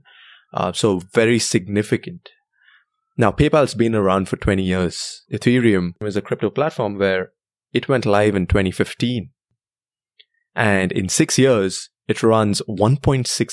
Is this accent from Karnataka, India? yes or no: yes; Bangalore, Karnataka, India; moved away; I was born and raised in Bangalore, India